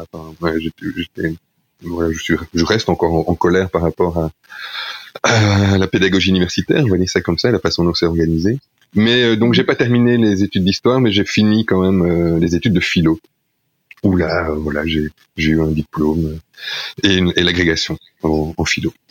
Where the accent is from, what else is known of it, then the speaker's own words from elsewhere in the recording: Charleroi, Wallonia, Belgium; also born or lived in La Louvière; now in Chiny, Belgium; je suis né à la mais j'ai grandi à Charleroi, euh, dans, dans l'approche banlieue de Charleroi